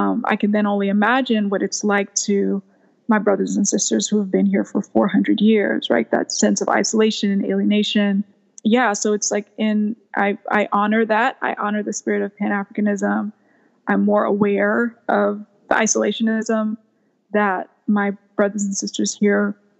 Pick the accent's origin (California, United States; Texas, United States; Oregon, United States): Texas, United States; also born or lived in Liberia / New York; being raised in a place like Texas